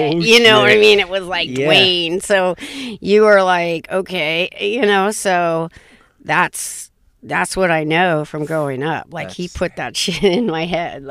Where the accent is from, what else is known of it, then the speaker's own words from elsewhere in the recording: Orange, California, United States; Orange County, the city of Orange, up in those hills right there.